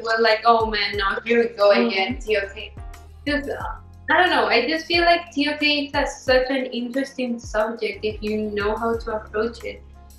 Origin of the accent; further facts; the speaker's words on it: Canada; also born or lived in Mexico; all these experiences that I got to live back in Mexico, that growing up in Canada, I don't feel like you can get.